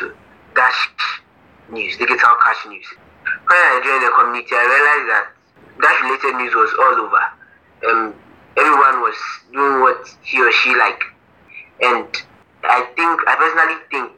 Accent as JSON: {"language": "English", "town": "Accra", "region": "Greater Accra", "country": "Ghana", "said": "I'm from Accra, Ghana."}